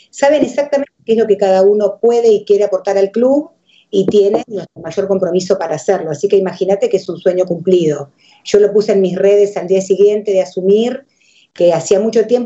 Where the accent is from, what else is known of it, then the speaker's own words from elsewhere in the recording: San José, Costa Rica; born there; Yo nací en San José de Costa Rica